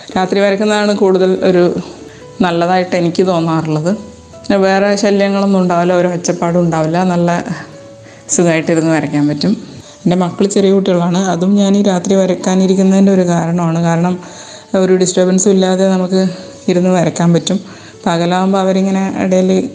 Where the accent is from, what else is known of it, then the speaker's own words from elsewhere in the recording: Malayali, Kerala, India; moved away as an adult; also born or lived in United Arab Emirates; നമ്മൾ മലയാളികളാണെങ്കിൽ